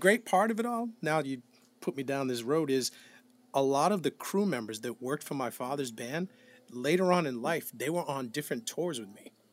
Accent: New Bedford, Massachusetts, United States; I'm from New Bedford, Massachusetts

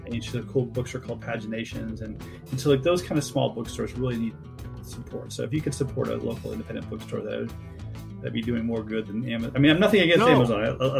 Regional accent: California, United States; Listen to me. I'm from California. I know all this stuff.

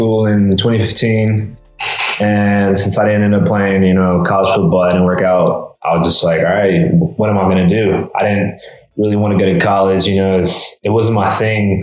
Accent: Mexico; I spoke Spanish, because I'm from Mexico

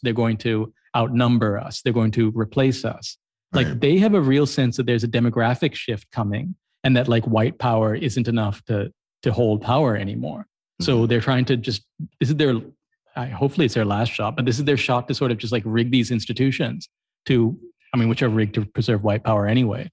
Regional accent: Columbus, Ohio, United States; now in Colombo, Sri Lanka; I grew up in Columbus, Ohio

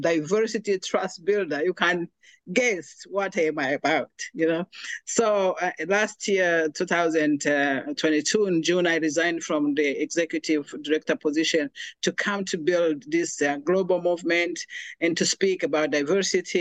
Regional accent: Rwanda; moved away as an adult; now in United States; I'm originally from Rwanda, and I came to America in 2009 as a refugee

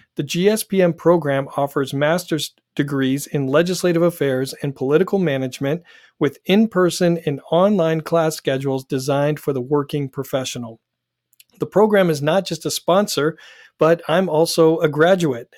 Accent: Dallas, Oregon, United States; And I grew up in Dallas, Oregon, which is in uh, Oregon's new 6th district.

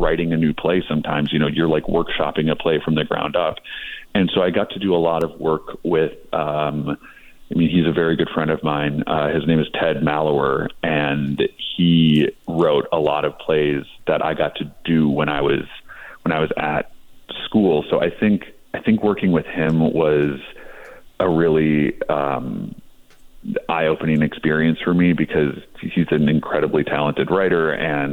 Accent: Midwest, United States; now in Los Angeles, United States; I grew up in the Midwest

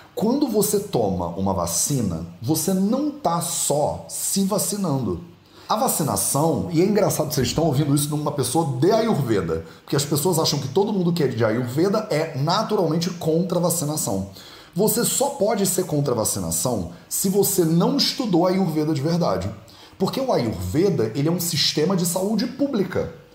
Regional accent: Rio de Janeiro, Brazil; also born or lived in Jamnagar, India; now in Guimarães, Portugal; eu sou carioca, eu conheço a água lá

